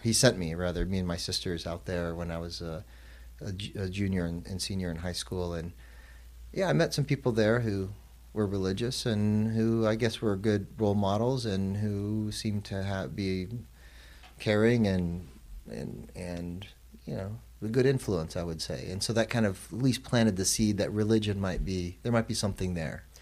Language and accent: English; Arizona, United States; moved to Arizona where, where I was born and raised